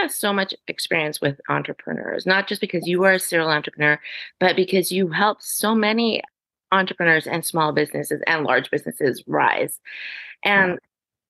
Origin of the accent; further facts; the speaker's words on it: Canada; I am Canadian.